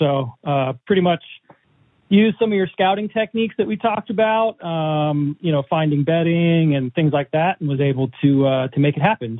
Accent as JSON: {"language": "English", "region": "Pennsylvania", "country": "United States", "said": "I'm from Pennsylvania."}